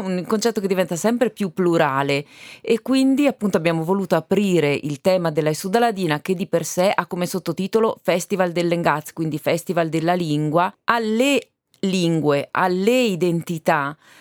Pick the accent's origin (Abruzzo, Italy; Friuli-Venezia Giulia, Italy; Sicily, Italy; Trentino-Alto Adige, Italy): Trentino-Alto Adige, Italy; Val di Fiemme; noi fiamazzi